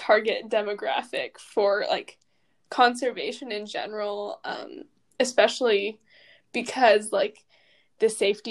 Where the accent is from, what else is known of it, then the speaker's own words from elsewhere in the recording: Portland, Oregon, United States; growing up in Portland